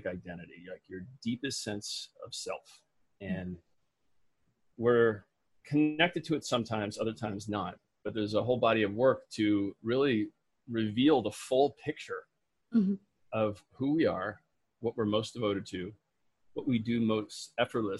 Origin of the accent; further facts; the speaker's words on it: Midwest, United States; I was raised in the Midwest